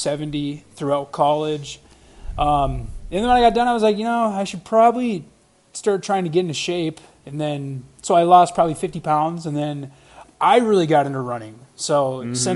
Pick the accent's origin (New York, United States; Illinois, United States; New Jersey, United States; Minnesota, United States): Minnesota, United States; Rogers; I grew up in Rogers, Minnesota, which is just – you know, kind of a northwest suburb, not far from the gym here.